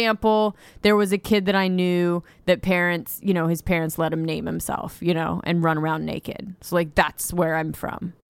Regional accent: Ojai, California, United States; from Ojai, from my hometown

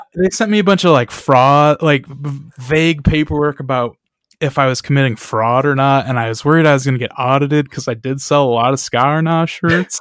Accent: Michigan, United States; we are from Michigan

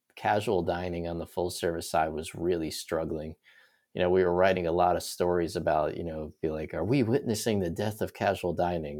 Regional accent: New York City, New York, United States; moved away as an adult; also born or lived in Florida; born and raised in New York, I was, uh, there through college. So, I was born in the city in Brooklyn, lived there my whole life

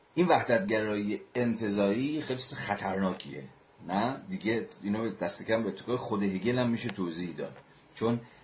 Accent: Iran; ما همه ایرانی هستیم

